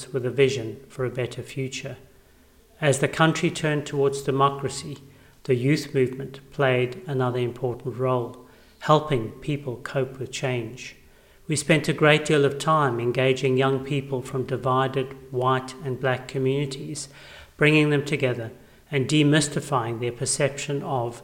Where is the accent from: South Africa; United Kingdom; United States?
South Africa; I went to schools where only English-speaking white children were allowed